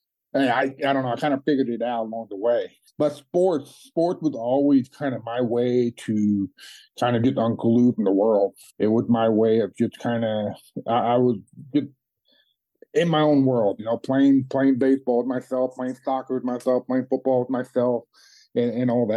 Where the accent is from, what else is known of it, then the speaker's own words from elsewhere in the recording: Chicago, Illinois, United States; I grew up, I was born in Chicago